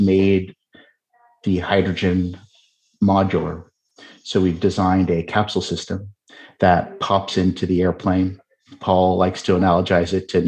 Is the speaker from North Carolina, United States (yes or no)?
no; Seattle, Washington, United States; now in Brooklyn, United States; I'm from Seattle